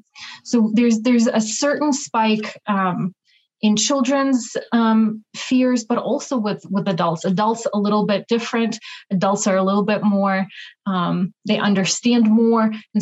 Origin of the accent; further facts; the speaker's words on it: Ukraine; moved away as an adult; now in Minnesota, United States; So I was born in Soviet Ukraine, still while it was Soviet Union. I started going to school when Ukraine became its sovereign independent country in 1991.